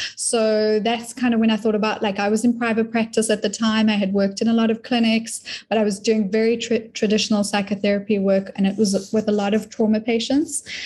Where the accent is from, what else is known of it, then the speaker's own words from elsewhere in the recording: South Africa; moved away as an adult; now in Florida, United States; I'm from South Africa, very new to the States